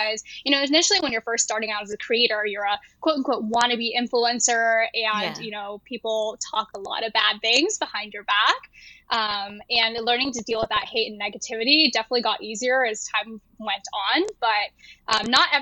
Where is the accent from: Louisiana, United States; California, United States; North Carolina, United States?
California, United States; Bay Area; also born or lived in Japan / Taiwan; I was actually born in Japan. My family is from Taiwan, and we moved to America when I was 3 years old. And so I grew up in California, in the Bay Area